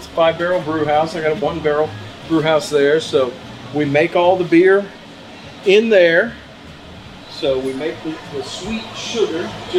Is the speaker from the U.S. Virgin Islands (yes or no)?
yes; Saint Croix, U.S. Virgin Islands; You know what? This is my hometown, and these two guys decided they wanted to open up a brewery down here, and I couldn't not be involved.